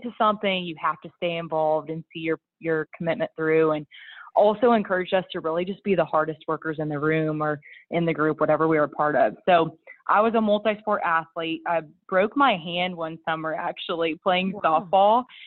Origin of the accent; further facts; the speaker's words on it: Clay Center, Kansas, United States; I grew up on a farm in Clay Center, Kansas, and I was raised by two incredibly hardworking parents.